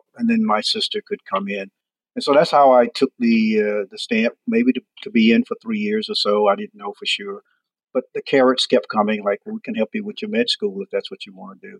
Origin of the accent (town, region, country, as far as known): Chesterfield, South Carolina, United States; born or raised there; moved away as an adult